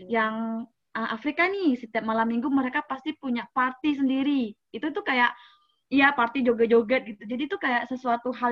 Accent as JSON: {"language": "Indonesian", "town": "Changchun", "region": "Jilin", "country": "China", "second_language": "Indonesian", "said": "Changchun itu uh, winter yang paling lama itu di kota saya"}